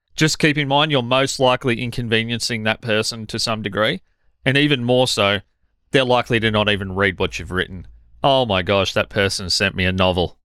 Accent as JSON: {"language": "English", "country": "Australia", "said": "as an Australian"}